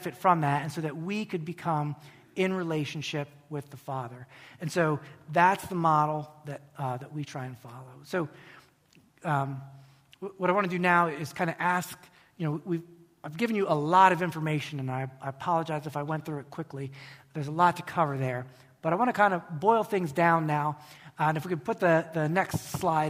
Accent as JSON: {"language": "English", "country": "United States", "said": "an American Christian"}